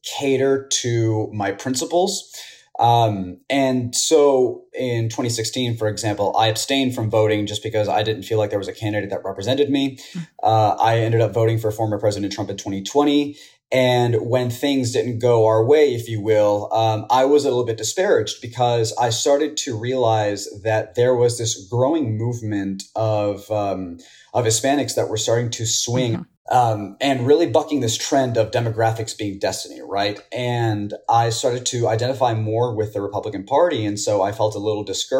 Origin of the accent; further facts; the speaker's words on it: Houston, Texas, United States; I was born and raised here in Houston, very, very proud Houstonian